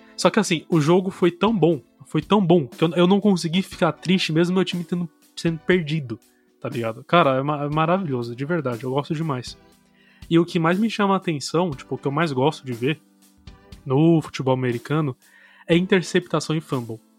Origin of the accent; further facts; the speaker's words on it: Brazil; a gente como brasileiro